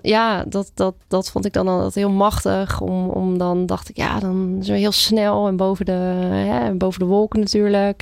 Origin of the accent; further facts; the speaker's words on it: Brielle, South Holland, Netherlands; now in Huizen, Netherlands; Ik eh, kom uit de buurt van Rotterdam. Dus eh, ik ben opgegroeid in Brielen.